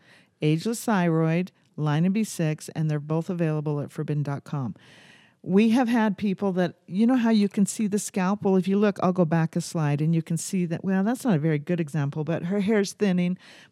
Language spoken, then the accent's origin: English; St. George, Utah, United States; See, I'm from St. George, so I say... I don't say healer.